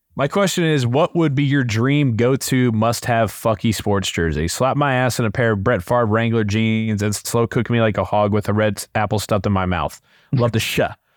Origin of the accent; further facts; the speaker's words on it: Indianapolis, Indiana, United States; us growing up in Indianapolis in the prime of the Colts